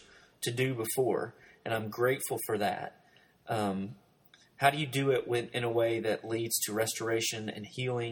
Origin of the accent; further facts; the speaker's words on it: Arkansas, United States; growing up beneath the poverty line in Arkansas